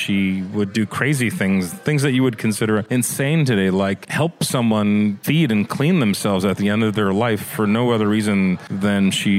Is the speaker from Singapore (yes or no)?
yes; Singapore; Born and raised in Singapore.